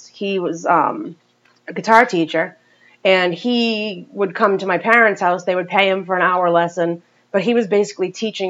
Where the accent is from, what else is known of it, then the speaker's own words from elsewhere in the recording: Chepachet, Rhode Island, United States; I grew up in Chepachet.